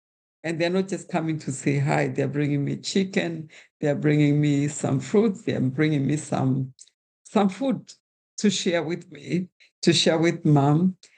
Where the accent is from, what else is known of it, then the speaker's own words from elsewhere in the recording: Kenya; While I was being Kenyan means that I am part of a wider community.